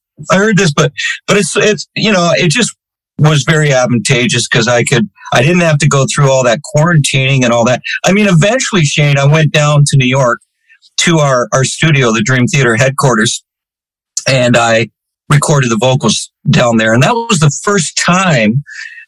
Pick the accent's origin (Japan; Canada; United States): Canada; myself being Canadian